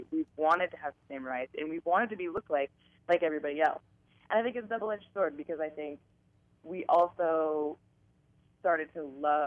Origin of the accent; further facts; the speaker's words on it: San Francisco, California, United States; I am from San Francisco. I've lived here my whole life